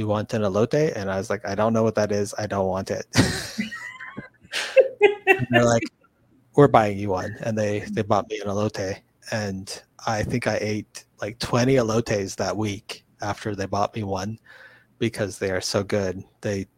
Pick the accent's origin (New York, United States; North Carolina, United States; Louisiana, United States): Louisiana, United States; moved away; also born or lived in New England; I grew up in Louisiana, and so I've had lots of interesting food combos that people in the West don't necessarily get